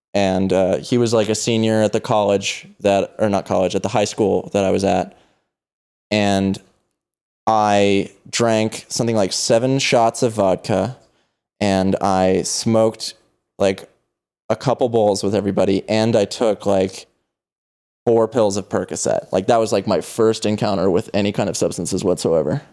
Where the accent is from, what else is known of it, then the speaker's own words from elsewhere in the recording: Boulder, Colorado, United States; I'm from Boulder, Colorado, which is sort of a conventionally rich, affluent place